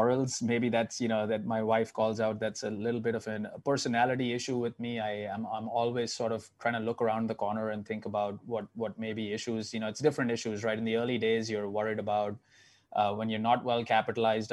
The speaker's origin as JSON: {"language": "English", "town": "Mumbai", "region": "Maharashtra", "country": "India", "tie": "born or raised there", "moved": "yes", "lives_now": "New York, United States", "said": "So I grew up in Mumbai, 20 million people."}